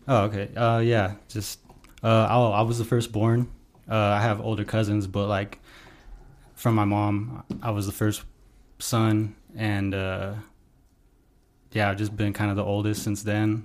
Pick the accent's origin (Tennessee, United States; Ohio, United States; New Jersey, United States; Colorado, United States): Colorado, United States; Pueblo; I grew up here in Pueblo, Colorado